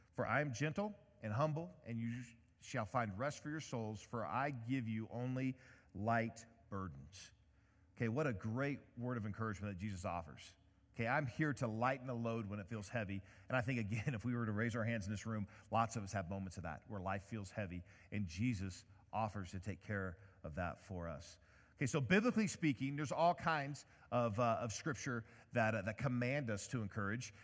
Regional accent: Indiana, United States; I'm from Indiana

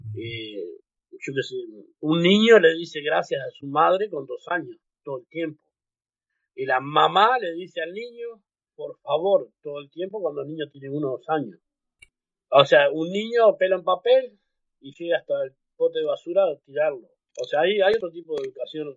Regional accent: Uruguay; moved away as an adult; now in New Zealand; Uruguay, porque es mi tierra y yo amo Uruguay también

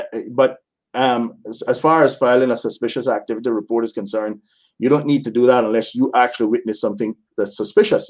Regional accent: Cayman Islands; also born or lived in West Bay / Red Bay; as a Caymanian

